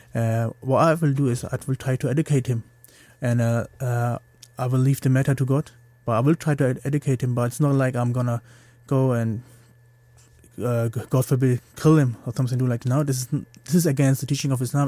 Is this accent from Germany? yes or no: yes; Germany; moved away as an adult; now in Liverpool, United Kingdom; I grew up in Germany. I was born there.